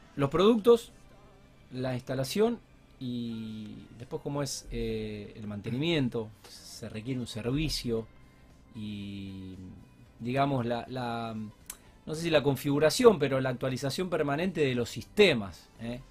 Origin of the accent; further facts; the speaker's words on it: Alcorta, Santa Fe, Argentina; now in Rosario, Argentina; yo soy de Alcorta y me fui en el 96